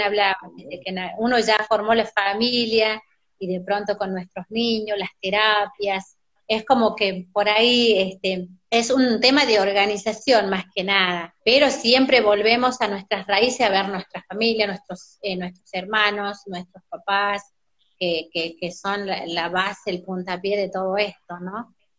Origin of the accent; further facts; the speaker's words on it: Colpes, Catamarca, Argentina; moved away as an adult; soy del interior de la provincia también. Yo nací en Colpes, Pomán